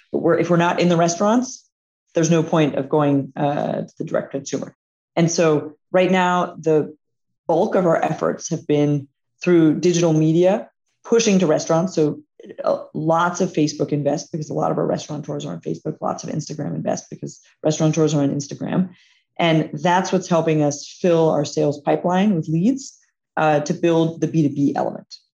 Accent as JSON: {"language": "English", "town": "Atlanta", "region": "Georgia", "country": "United States", "tie": "born or raised there", "said": "it's also where our headquarters is. It's, it's my hometown"}